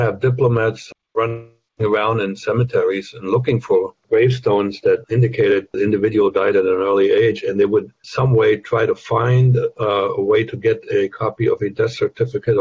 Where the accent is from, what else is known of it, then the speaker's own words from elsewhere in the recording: Germany; English is a second language; moved away as an adult; now in United States; I grew up in a remote corner of what was then East Germany, Soviet occupied initially, and then which became the German Democratic Republic